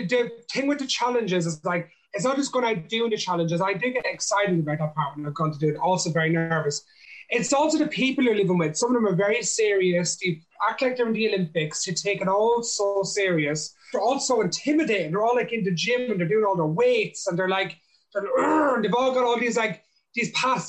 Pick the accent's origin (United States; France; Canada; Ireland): Ireland; I grew up in, I'm from an Irish traveler, like gypsy background. So that's like my ethnical background, if you know what I mean. So I'm an Irish man